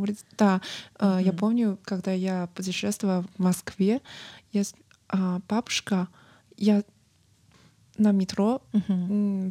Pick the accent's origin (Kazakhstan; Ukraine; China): China; Zibo, Shandong; Russian is a second language; moved away as an adult; now in Yekaterinburg, Russia; я приехала из города Цейпо, провинции Шандон